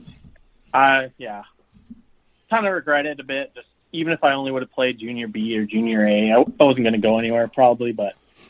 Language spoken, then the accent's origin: English; Victoria, British Columbia, Canada; Yep. Yeah, I grew up in Victoria. I played for the Victoria Icehawks originally